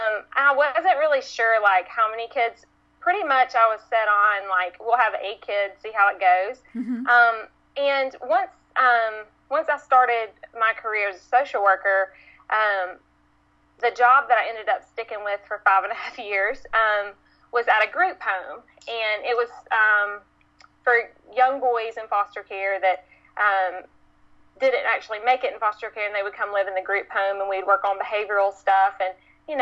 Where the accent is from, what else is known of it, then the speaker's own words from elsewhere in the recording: Tuscaloosa, Alabama, United States; I grew up actually in Tuscaloosa, Alabama, which is, known for football, Alabama football